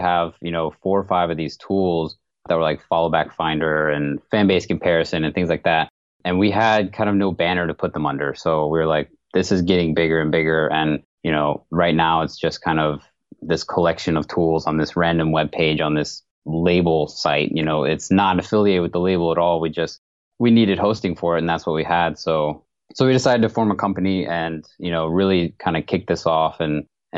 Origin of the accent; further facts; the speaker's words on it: Atlanta, Georgia, United States; moved away as an adult; now in Pittsburgh, United States; I was born and raised in Atlanta.